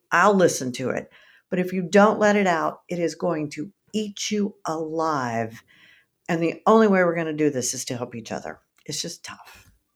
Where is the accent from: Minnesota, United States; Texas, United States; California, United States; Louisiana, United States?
Texas, United States; I'm from Texas